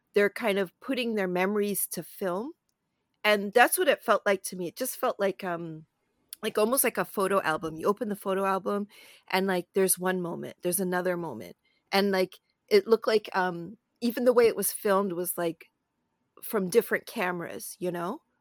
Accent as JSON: {"language": "English", "town": "Toronto", "region": "Ontario", "country": "Canada", "tie": "born or raised there", "said": "I live in and I grew up in Toronto"}